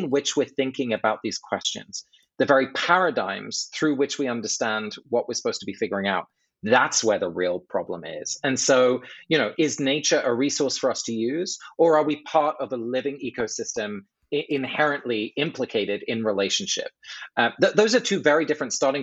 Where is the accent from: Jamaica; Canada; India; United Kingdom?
United Kingdom; England; moved away; I grew up in England